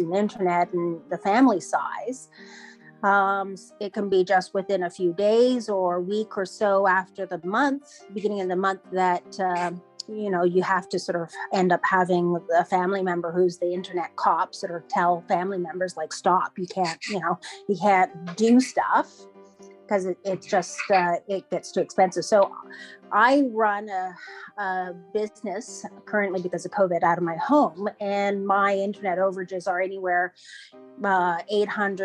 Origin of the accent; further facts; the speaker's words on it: Iqaluit, Nunavut, Canada; I'm from Iqaluit, which is the capital of Nunavut, my home community.